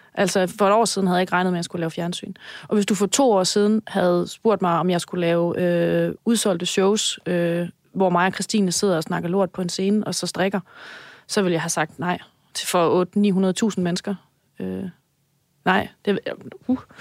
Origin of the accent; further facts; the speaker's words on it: Denmark; jeg er jyde